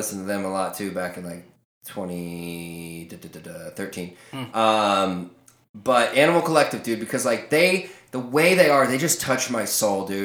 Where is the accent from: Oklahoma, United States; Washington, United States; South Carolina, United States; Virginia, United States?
Virginia, United States; Oakton; now in Arizona, United States; I'm from Oakton.